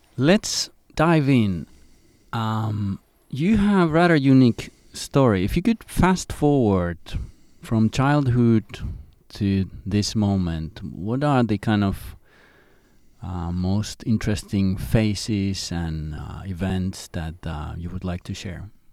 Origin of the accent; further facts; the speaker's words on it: Amsterdam, North Holland, Netherlands; my hometown, Amsterdam